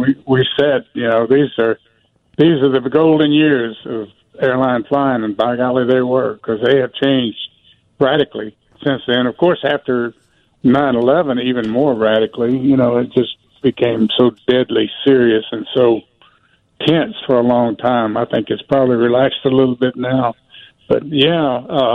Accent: Orange, Texas, United States; where I grew up in Orange, Texas

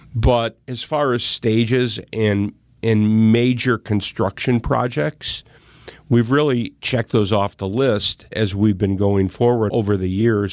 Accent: Racine, Wisconsin, United States; I grew up in Racine

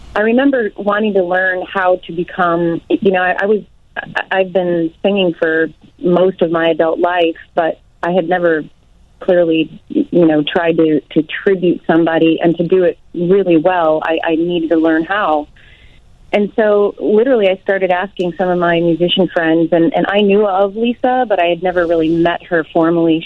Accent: Arlington Heights, Illinois, United States; I grew up in Arlington Heights when it was kind of a small town

